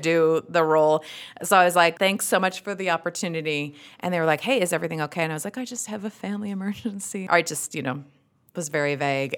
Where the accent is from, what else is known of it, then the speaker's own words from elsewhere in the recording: Utah, United States; accent: thick Utah; my thick Utah accent